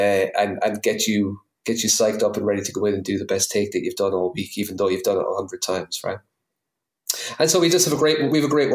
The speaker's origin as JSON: {"language": "English", "town": "New Ross", "region": "Leinster", "country": "Ireland", "accent": "New Ross", "said": "my new Ross accent"}